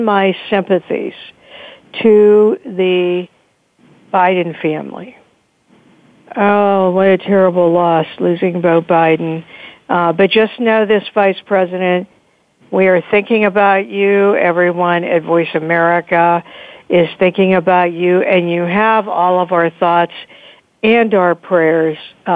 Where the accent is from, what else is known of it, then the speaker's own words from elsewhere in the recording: Pittsburgh, Pennsylvania, United States; also born or lived in Delaware; Pittsburgh, my hometown